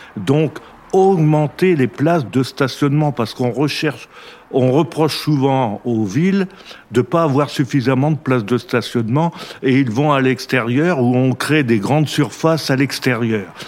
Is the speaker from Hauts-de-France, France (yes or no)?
yes; Chauny, Hauts-de-France, France; Mon histoire avec Chauny commence par ma naissance car je suis né à Chauny